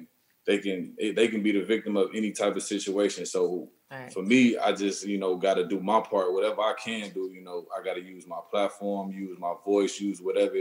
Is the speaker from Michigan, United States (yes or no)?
no; Chicago, Illinois, United States; I'm from Chicago